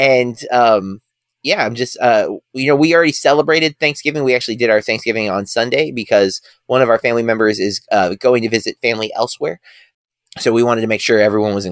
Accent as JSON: {"language": "English", "country": "United States", "said": "I, as an American"}